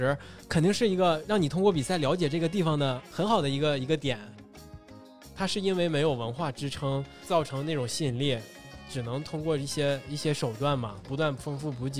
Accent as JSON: {"language": "Chinese", "region": "Northeast China", "country": "China", "accent": "Northeastern", "said": "你们听我的东北口音浓吗？"}